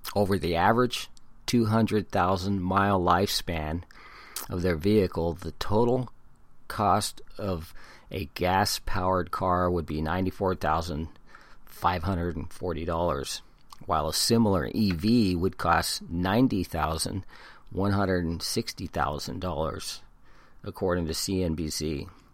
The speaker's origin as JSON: {"language": "English", "town": "San Diego", "region": "California", "country": "United States", "tie": "born or raised there", "also_born_or_lived": "Hawaii", "said": "I was born in Hawaii and been in California since I was one year old. My mom's family are all San Diegans, and, and that's a huge family. So I'm a San Diegan."}